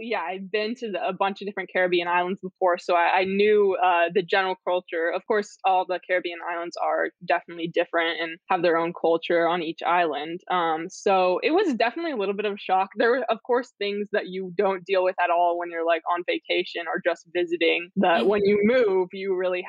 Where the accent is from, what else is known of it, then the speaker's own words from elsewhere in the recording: Northern California, United States; also born or lived in Antigua; I grew up in the mountains in a small mountain town in Northern California